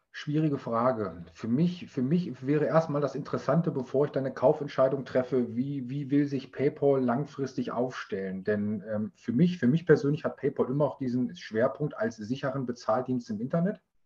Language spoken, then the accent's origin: German; Germany; bei uns in Deutschland